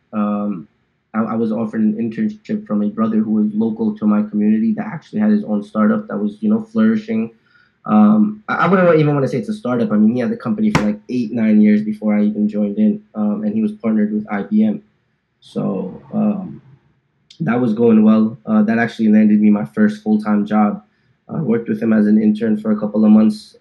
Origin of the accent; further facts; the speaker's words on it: New Jersey, United States; moved away as an adult; now in Dallas, United States; born and raised in New Jersey